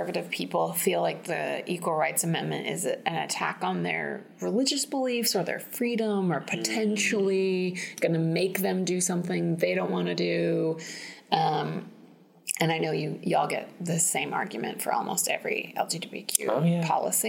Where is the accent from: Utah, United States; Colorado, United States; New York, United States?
Utah, United States; I'm from Utah